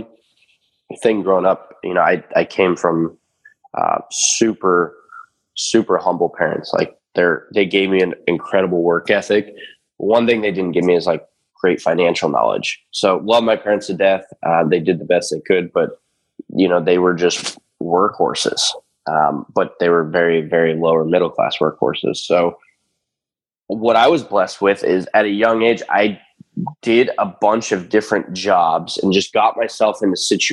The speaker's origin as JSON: {"language": "English", "town": "Erie", "region": "Pennsylvania", "country": "United States", "tie": "born or raised there", "said": "this is in my hometown. I live in a little town at Erie, Pennsylvania. It's kind of where I'm based."}